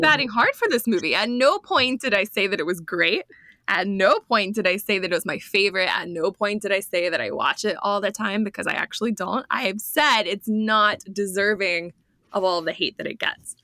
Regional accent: United States

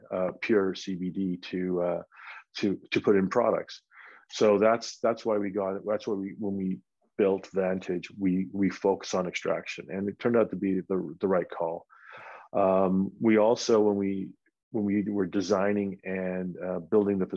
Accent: Vancouver, British Columbia, Canada; moved away as an adult; now in Colorado, United States; I'm from Vancouver

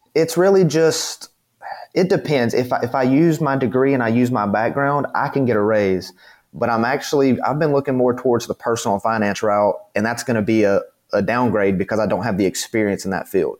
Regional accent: the South, United States; I'm from the South.

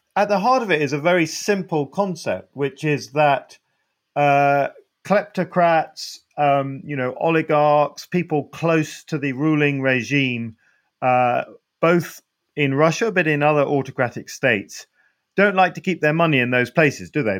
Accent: United Kingdom; you're in my home country

